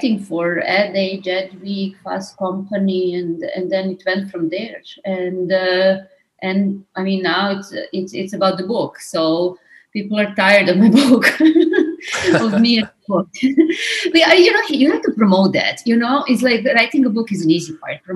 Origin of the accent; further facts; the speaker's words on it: Belgrade, Serbia; moved away as an adult; now in New York, United States; I'm Serbian. I'm from Belgrade. I moved to New York 20 years ago to my master's and my PhD